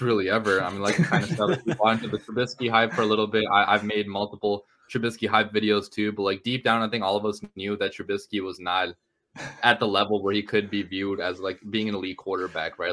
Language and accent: English; Chicago, Illinois, United States; I grew up in the Chicago area